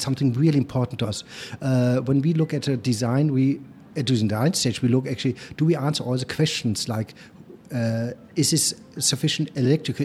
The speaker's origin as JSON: {"language": "English", "country": "Germany", "tie": "born or raised there", "accent": "German", "second_language": "English", "said": "You hear I have a sweet German accent. Somehow I cannot get rid of it. I grew up in Germany"}